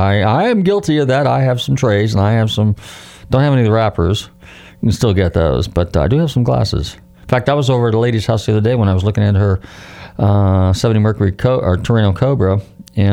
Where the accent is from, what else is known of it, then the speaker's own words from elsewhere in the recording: Northern California, United States; now in Florida, United States; I grew up in Northern California